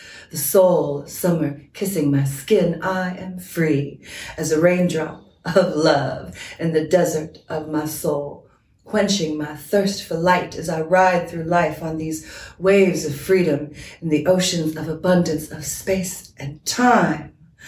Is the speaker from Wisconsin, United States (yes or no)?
no; Washington, United States; I have this deep belief that that started growing up on Fort Lewis, actually. I was a military brat.